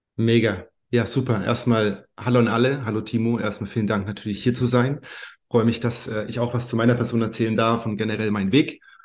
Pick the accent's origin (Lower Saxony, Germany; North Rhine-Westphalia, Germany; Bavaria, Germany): Bavaria, Germany; Bayreuth; also born or lived in Thuringia; now in Madeira, Portugal; Ich bin aufgewachsen in Oberfranken, in Bayreuth, gebürtiger Thüringer aber.